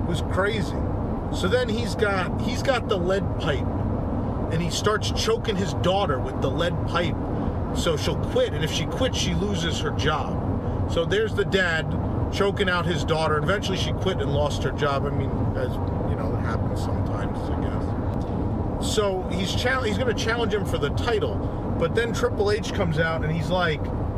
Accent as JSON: {"language": "English", "region": "New York", "country": "United States", "said": "Being a New Yorker"}